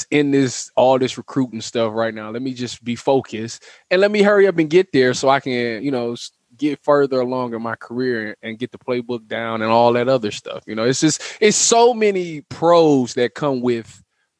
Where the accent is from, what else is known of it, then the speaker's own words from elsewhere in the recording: Ohio, United States; growing up in Ohio